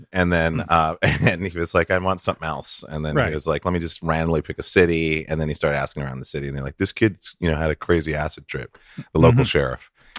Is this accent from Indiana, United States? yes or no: no; Montana, United States; But I grew up in the 60s in Montana.